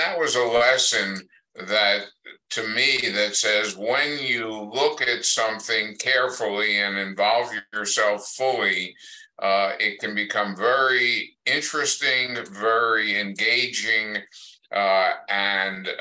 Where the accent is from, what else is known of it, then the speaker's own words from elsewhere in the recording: Pennsylvania, United States; moved away as an adult; now in New Mexico, United States; went back to my home state of Pennsylvania